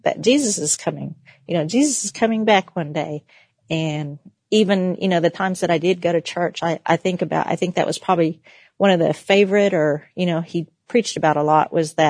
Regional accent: Oklahoma, United States; I am Creek Cherokee, and I am from Oklahoma, just in case you couldn't tell by my accent

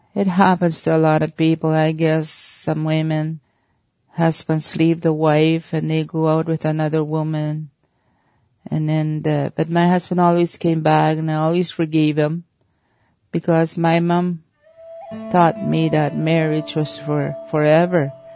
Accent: Oxford House, Manitoba, Canada; I was born and raised in Oxford House, Manitoba, in the northern Manitoba, a small community.

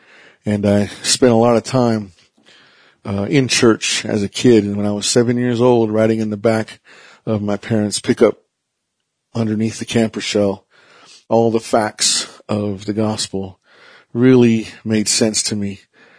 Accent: Vanderwagen, New Mexico, United States; I am Navajo Diné from the Navajo Reservation in Vandewagon, New Mexico.

